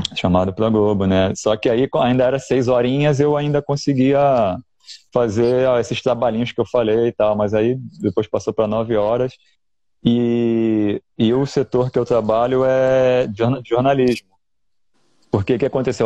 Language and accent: Portuguese; Rio de Janeiro, Brazil; Sou do Rio.